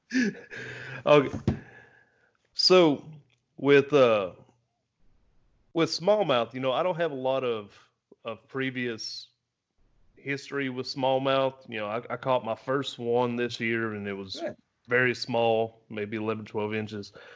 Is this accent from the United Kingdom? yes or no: no; the South, United States; I'm I'm from the South